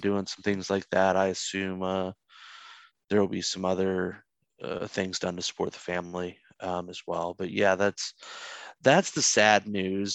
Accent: North Carolina, United States; here in my home state, uh, of North Carolina

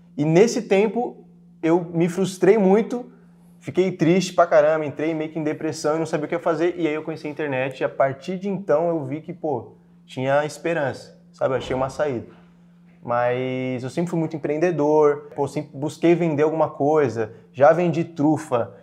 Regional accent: Franco da Rocha, São Paulo, Brazil; eu nasci em Franco da Rocha, lá na periferia mesmo

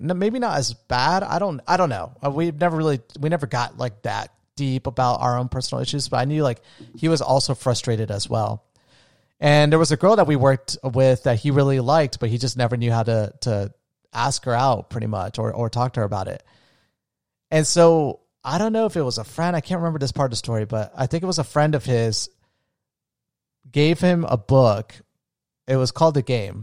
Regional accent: Daytona Beach, Florida, United States; also born or lived in Orlando; I wanted to get away from my hometown

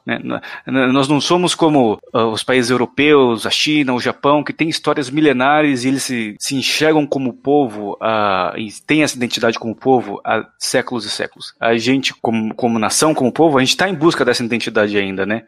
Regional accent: Brazil; sendo uma criança apaixonada por futebol, crescendo no Brasil

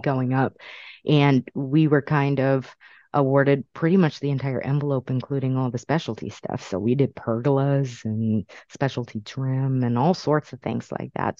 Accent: California, United States; also born or lived in Brooklyn, New York; now in Massachusetts, United States; I was born in Brooklyn, raised in California, ended up here in Massachusetts for the last 23 years

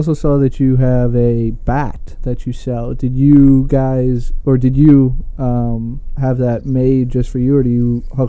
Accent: Long Island, New York, United States; We're Long Islanders.

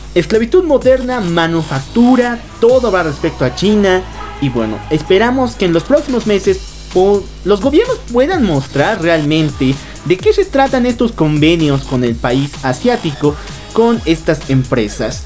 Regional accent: Bolivia; Nosotros somos bolivianos

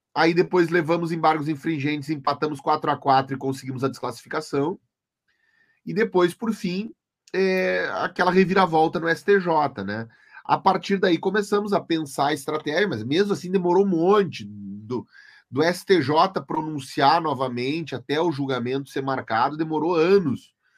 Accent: Santa Maria, Rio Grande do Sul, Brazil; eu sou de Santa Maria

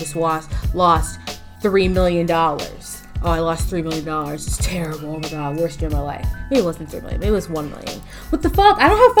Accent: Philadelphia, Pennsylvania, United States; I'm from Philly.

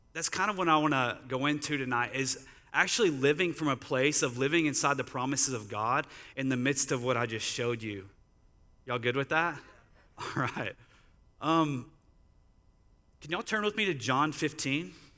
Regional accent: Sulphur Springs, Texas, United States; moved away as an adult; also born or lived in Sacramento / San Marcos; now in San Antonio, United States; I grew up in Dallas area. as a town called Sulphur Springs

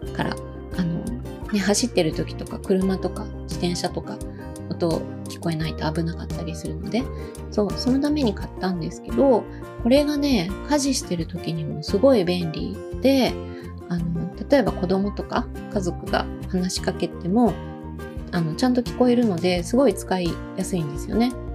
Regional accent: Osaka, Japan; 私も大阪出身なので

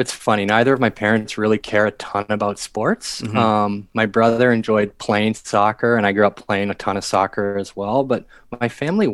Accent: Washington, District of Columbia, United States; I grew up in the Washington, D.C. area

